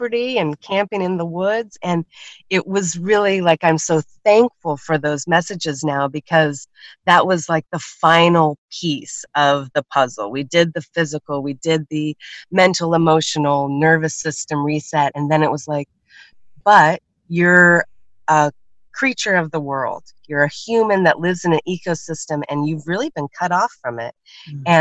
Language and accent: English; Oregon, United States; I'm from Oregon